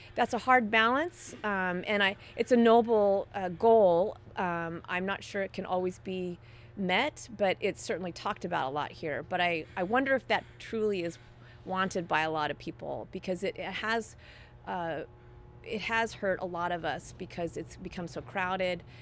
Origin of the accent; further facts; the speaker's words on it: Dallas, Texas, United States; now in Seattle, United States; I grew up in Dallas